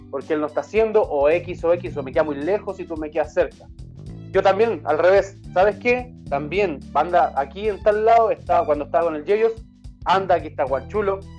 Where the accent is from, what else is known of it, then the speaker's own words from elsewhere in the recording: Puente Alto, Santiago Metropolitan Region, Chile; Ya, ¿dónde queda? En Maipú. Ah, pero es que yo soy de Puente Alto, me queda extremadamente lejos.